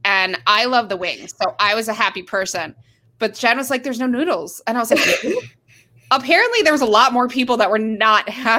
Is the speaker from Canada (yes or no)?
yes; Canada; I am Canadian